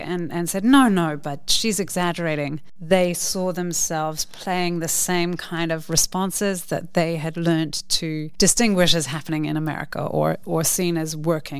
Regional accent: New Zealand; now in Netherlands; growing up in New Zealand

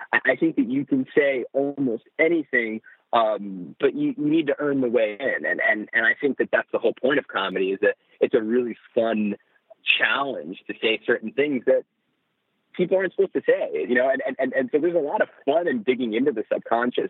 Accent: New Jersey, United States; I grew up in New Jersey.

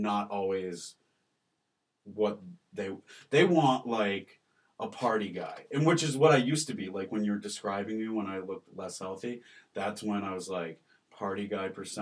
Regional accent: West Bloomfield, Michigan, United States; also born or lived in Ohio; I was born in Ohio, and as soon as he graduated, we moved back to a suburb of Detroit called West Bloomfield

